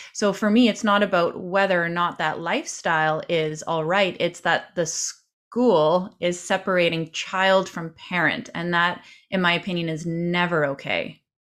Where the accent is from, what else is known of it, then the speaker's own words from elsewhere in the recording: Canada; as a Canadian